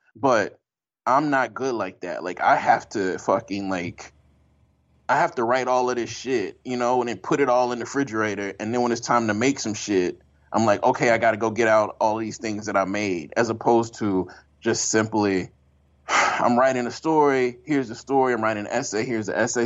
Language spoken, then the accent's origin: English; Jackson, Mississippi, United States; moved away as an adult; also born or lived in Oberlin, Ohio / Poughkeepsie, New York; I'm from Jackson, Mississippi